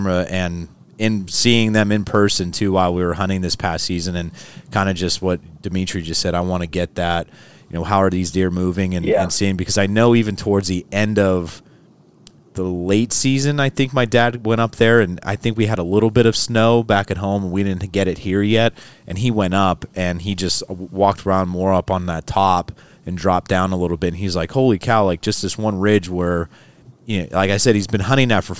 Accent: Hazleton, Pennsylvania, United States; now in State College, United States; I grew up in Northeastern PA, so it's a town called Hazleton

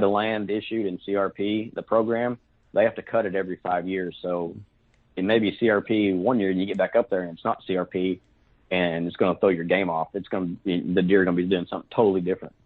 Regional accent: Fort Gibson, Oklahoma, United States; now in Muskogee, United States; I'm from actually from Fort Gibson, Oklahoma. I live in Muskogee now

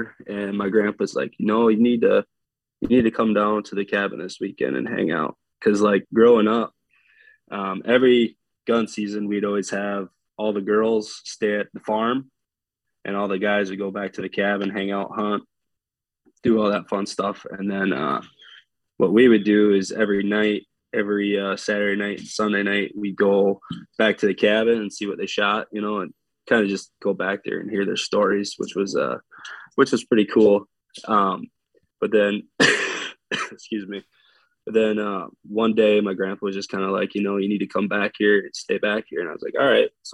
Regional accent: Eau Claire, Wisconsin, United States; I'm from Eau Claire, Wisconsin. I've been living here my whole life

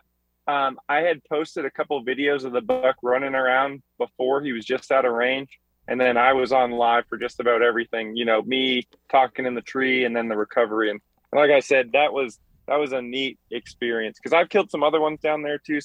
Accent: Massachusetts, United States; moved away as an adult; also born or lived in New Mexico / Florida / England; now in Missouri, United States; I grew up, I was born and raised in Massachusetts, and then I joined the military at 18, and I never went back there.

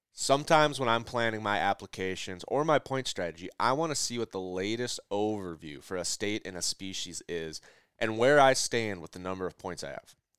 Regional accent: Minnesota, United States; also born or lived in the Dakotas; growing up in Minnesota

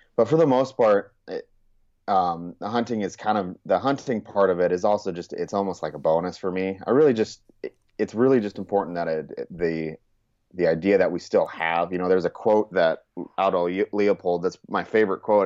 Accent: Churchill, Montana, United States; also born or lived in California; now in Sioux Falls, United States; I was actually born in California, but my mom was originally from Montana. So after about nine years, we moved to Montana, and that's essentially kind of where you know if somebody asked me where did I grow up, I kind of say I say Montana.

